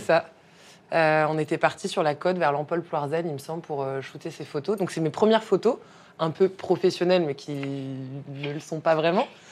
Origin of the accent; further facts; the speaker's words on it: Brittany, France; je viens de Bretagne